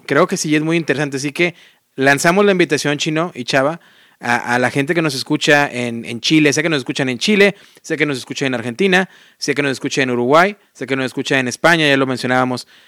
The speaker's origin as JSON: {"language": "Spanish", "country": "Mexico", "first_language": "Spanish", "said": "yo siendo mexicano"}